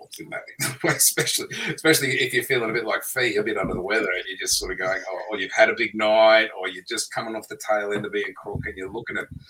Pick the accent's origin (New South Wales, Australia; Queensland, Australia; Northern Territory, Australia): Queensland, Australia; I'm a Queenslander.